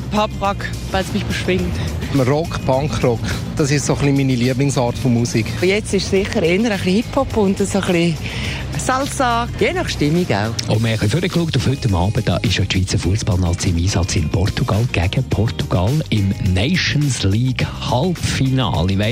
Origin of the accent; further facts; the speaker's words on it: Spain; German is a second language; Ich bin äh, Spanierin und ich habe einfach gerne ein bisschen den Rhythmus.